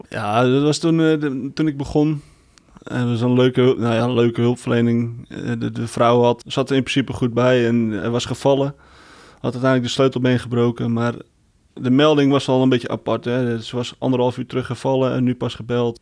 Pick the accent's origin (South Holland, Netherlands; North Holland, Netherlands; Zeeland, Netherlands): North Holland, Netherlands; Heerhugowaard; ik kom zelf uit Herengewaard